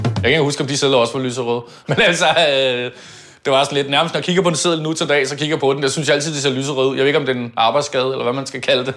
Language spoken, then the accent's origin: Danish; Copenhagen, Capital Region of Denmark, Denmark; Født og opvokset på Østerbro.